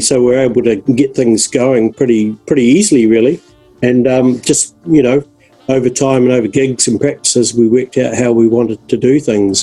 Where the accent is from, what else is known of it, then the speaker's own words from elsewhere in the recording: Dunedin, Otago, New Zealand; moved away; also born or lived in Christchurch; I was from Dunedin